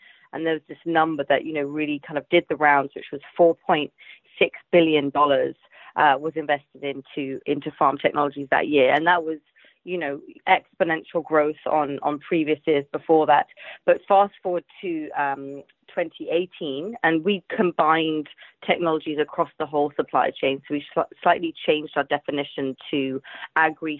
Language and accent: English; London, United Kingdom; also born or lived in Asia; I'm from London, England.